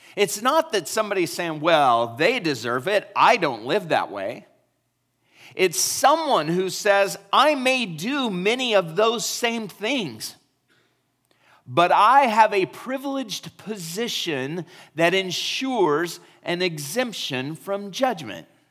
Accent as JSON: {"language": "English", "country": "United States", "said": "we are American"}